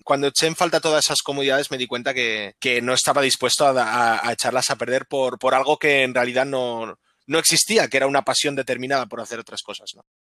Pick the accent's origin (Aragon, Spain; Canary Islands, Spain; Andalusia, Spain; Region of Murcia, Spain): Aragon, Spain; Zaragoza; moved away as an adult; also born or lived in Germany / Barcelona; now in Netherlands; no regreso a Zaragoza, que es mi ciudad natal